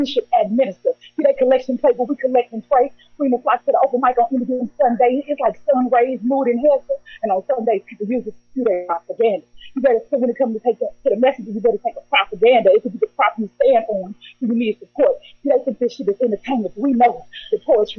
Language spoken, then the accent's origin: English; St. Louis, Missouri, United States; I'm from St. Louis, Missouri, Midwest